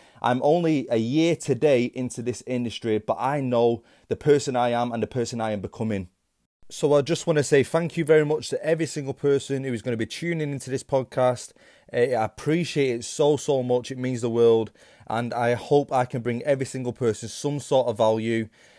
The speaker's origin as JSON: {"language": "English", "town": "Manchester", "region": "North West England", "country": "United Kingdom", "said": "I'm 23 from Manchester in the UK."}